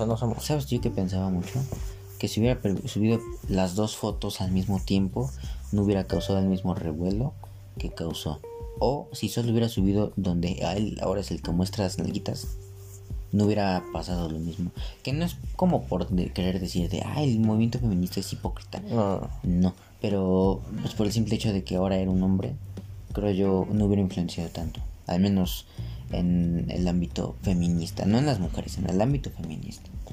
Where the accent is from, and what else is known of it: Mexico